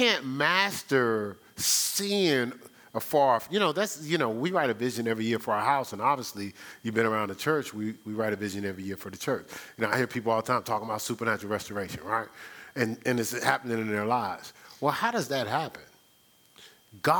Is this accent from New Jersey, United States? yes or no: yes; New Jersey, United States; also born or lived in New York; I'm from New Jersey, so I spent a lot of time in New York City